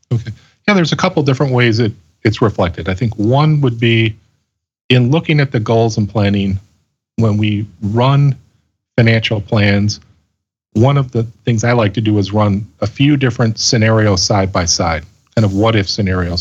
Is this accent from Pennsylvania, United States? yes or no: no; Chicago, Illinois, United States; also born or lived in Colorado Springs, Colorado; I grew up in the Chicago area and graduated from Loyola University here in Chicago